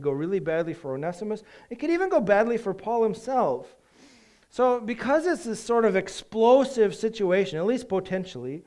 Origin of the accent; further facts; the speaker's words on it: United States; we do as an American society